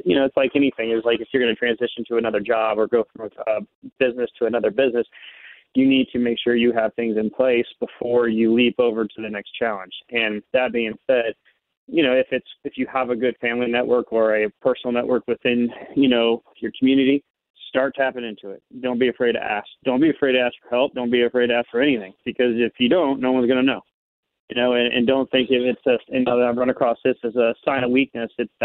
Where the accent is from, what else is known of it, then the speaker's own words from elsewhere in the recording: Kansas City, Missouri, United States; I'm from Kansas City, Missouri. I grew up here my whole life